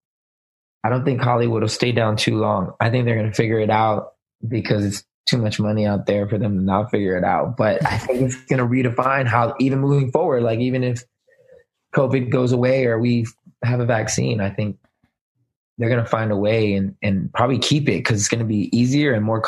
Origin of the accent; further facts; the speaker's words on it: Germany; moved away; also born or lived in Kansas / Texas / Florida; I mean, my dad was in the military, so I kind of grew up everywhere. I was born and raised in Germany and moved to the States. I was in Kansas, Texas, and then he finally retired in Florida.